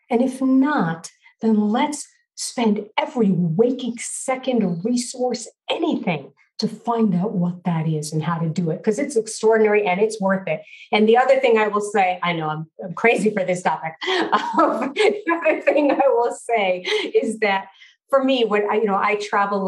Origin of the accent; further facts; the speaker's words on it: New York City, New York, United States; I grew up in Brooklyn, New York, and my family was Orthodox Jewish.